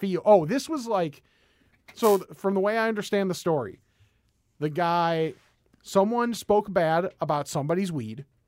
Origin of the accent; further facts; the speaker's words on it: West Chicago, Illinois, United States; I grew up in West Chicago